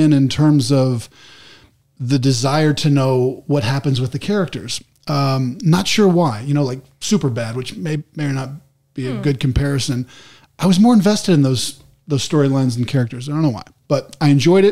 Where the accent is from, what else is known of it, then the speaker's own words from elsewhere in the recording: Texas, United States; I grew up in Texas.